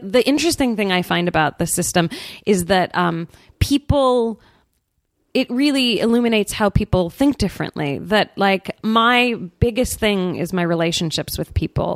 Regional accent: San Francisco, California, United States; I grew up in San Francisco, so like there's definitely a hippy dippy element to my upbringing

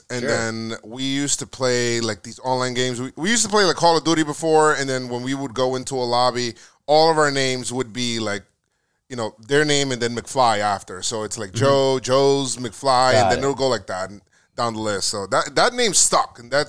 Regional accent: Bronx, New York, United States; I'm from the Bronx, mm-hmm. Bronx, New York, and I just remember going there

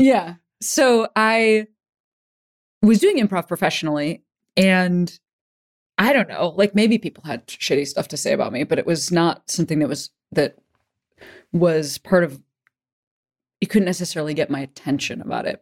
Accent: Chicago, Illinois, United States; moved away; I'm from Chicago

